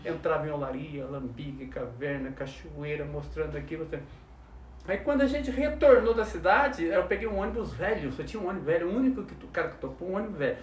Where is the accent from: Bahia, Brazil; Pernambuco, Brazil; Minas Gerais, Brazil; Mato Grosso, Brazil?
Minas Gerais, Brazil; Soledade; now in Taubaté, Brazil; sou de Minas Gerais. Opa. Ganhei agora dois anos o título de cidadão taubatiano, mas eu não, sou lá de Soledade